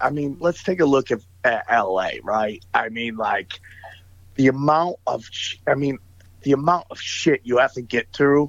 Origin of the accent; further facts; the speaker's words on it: Syracuse, New York, United States; moved away as an adult; now in Los Angeles, United States; I grew up in the Syracuse area